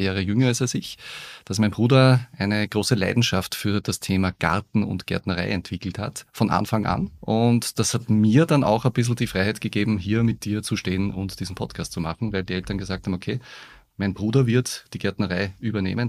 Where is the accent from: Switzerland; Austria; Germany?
Austria; Upper Austria; bei uns in Oberösterreich